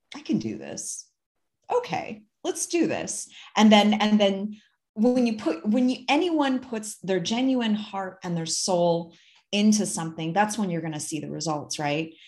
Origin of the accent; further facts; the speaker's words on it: Ann Arbor, Michigan, United States; now in near Twin Falls, Idaho, United States; I'm originally from the Midwest and I grew up in a smaller town, but it honestly wasn't that small. Like, I grew up in a college town, um, Ann Arbor, Michigan